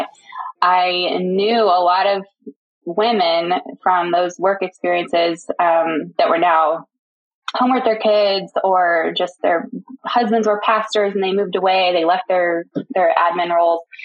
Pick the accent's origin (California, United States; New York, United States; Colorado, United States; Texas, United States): Texas, United States; Houston; I grew up in the Houston, Texas area, um, lived there most of my life into high school